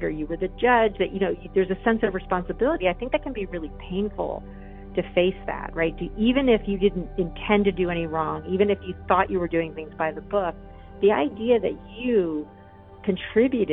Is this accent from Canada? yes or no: no; upstate New York, United States; my hometown. It's in upstate New York. It's a really small town.